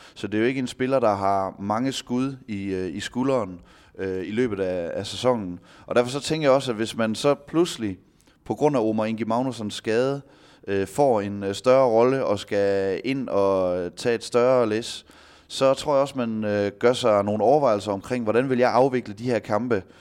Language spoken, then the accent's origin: Danish; Denmark; som danskere